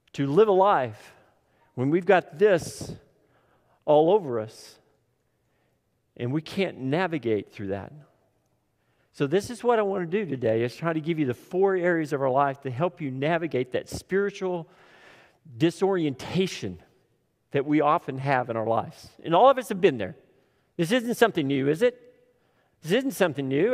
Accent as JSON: {"language": "English", "town": "Tipton", "region": "Oklahoma", "country": "United States", "tie": "born or raised there", "said": "I grew up in Tipton"}